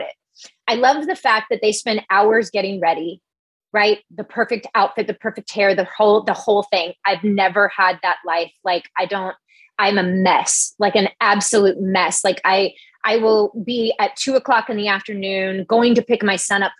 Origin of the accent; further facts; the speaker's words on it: the South, United States; I'm from the South